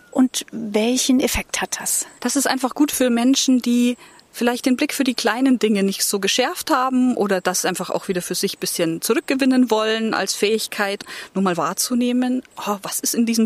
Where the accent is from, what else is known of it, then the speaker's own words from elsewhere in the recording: Munich, Bavaria, Germany; ich bin in München aufgewachsen